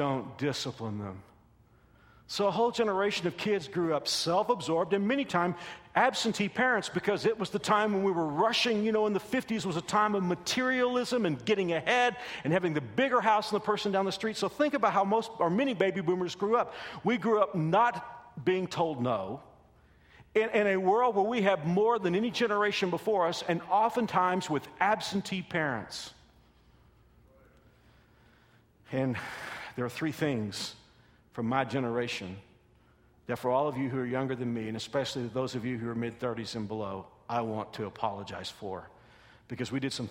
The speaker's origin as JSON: {"language": "English", "region": "Texas", "country": "United States", "said": "I'm from Texas"}